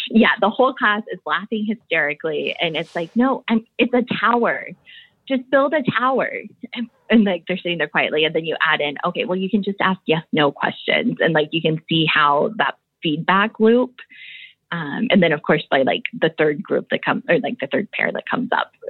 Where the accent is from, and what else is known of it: Midwest, United States; born there